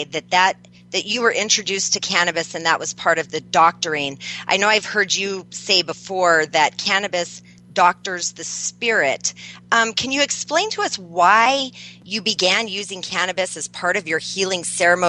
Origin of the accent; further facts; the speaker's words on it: Farmington, New Mexico, United States; I am from New Mexico, and where I was raised with Native American healers